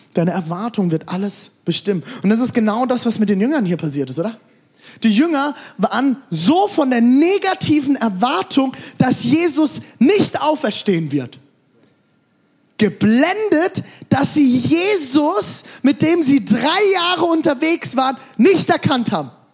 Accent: Germany; Ich komme aus Deutschland

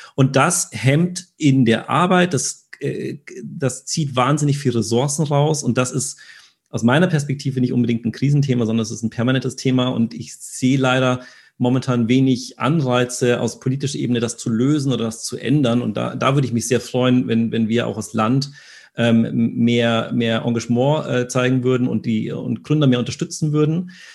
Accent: Germany; wir sind sehr rational als Deutsche

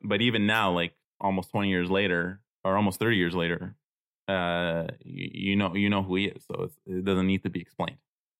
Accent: Toronto, Ontario, Canada; because I grew up in Toronto

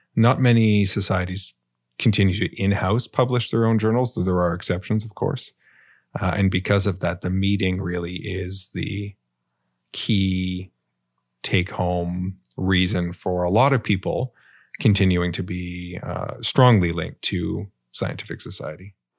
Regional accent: Canada; as a Canadian citizen

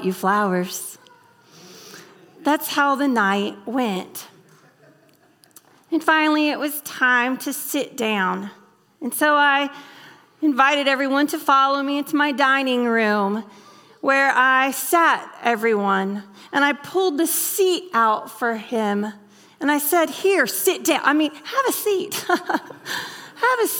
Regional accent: the South, United States; moved away as an adult; now in Kentucky, United States; I'm from the South.

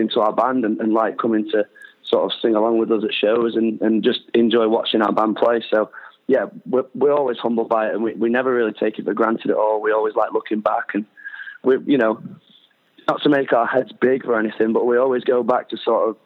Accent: Doncaster, Yorkshire and the Humber, United Kingdom; I put shows on in my hometown where I grew up

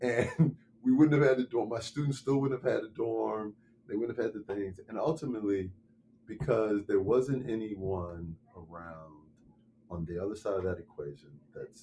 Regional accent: Chicago, Illinois, United States; I'm also born and raised in Chicago

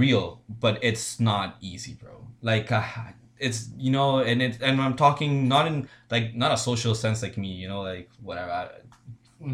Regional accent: United States; I'm American, I was born in the States, right?

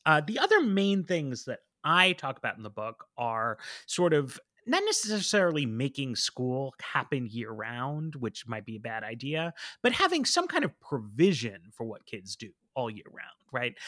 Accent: New York, United States; now in Washington, D.C., United States; I grew up in New York. I live in D C.

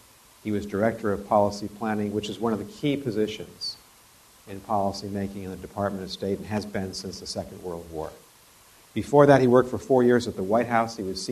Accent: Wellesley, Massachusetts, United States; I grew up in Wellesley, Massachusetts, 10 miles from here, and the war came into our community.

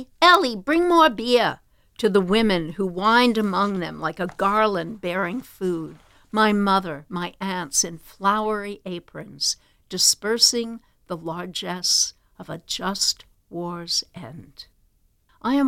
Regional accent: Long Island, South Shore, New York, United States; I grew up on Long Island, South Shore

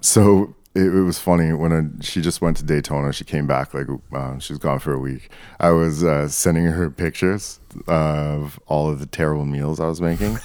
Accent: Canada; I identify as Canadian.

